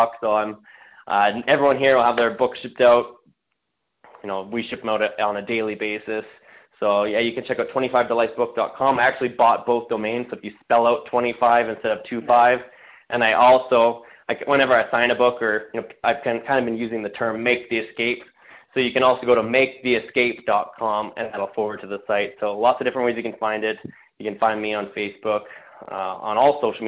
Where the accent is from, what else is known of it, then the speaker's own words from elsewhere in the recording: Canada; I'm from Canada